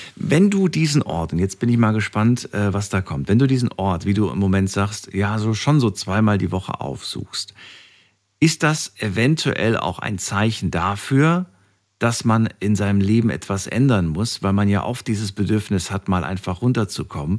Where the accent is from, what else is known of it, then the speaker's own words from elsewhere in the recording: Frankfurt, Hesse, Germany; Ich komme ja auch aus Frankfurt